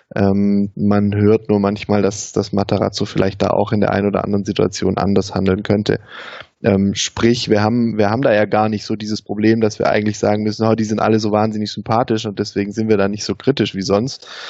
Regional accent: Baden-Württemberg, Germany; bei uns im Süden, in Baden-Württemberg

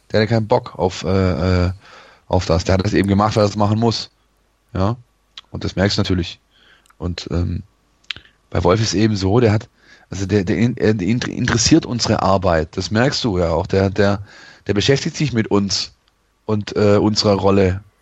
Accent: Poppenweiler, Baden-Württemberg, Germany; born there; ähm, Poppenweiler übrigens, aber gut.

